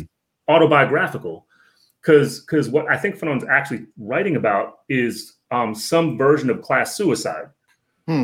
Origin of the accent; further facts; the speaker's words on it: Northern Virginia, United States; I'm from the DMV. Um, I grew up in Northern Virginia.